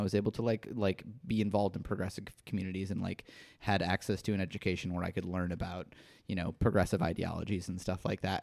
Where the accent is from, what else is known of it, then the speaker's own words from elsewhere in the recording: Midwest, United States; in the Midwest as well